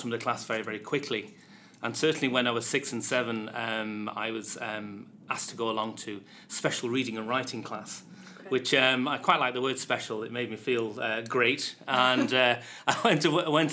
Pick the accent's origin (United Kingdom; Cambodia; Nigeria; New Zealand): United Kingdom; Manchester, North West England; moved away as an adult; now in Dublin, Ireland; I'm from Manchester in the UK. Been living in Ireland for the last 12 years.